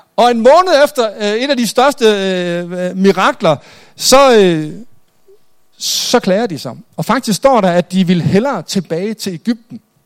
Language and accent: Danish; Jutland, Denmark; Jeg er selv jyde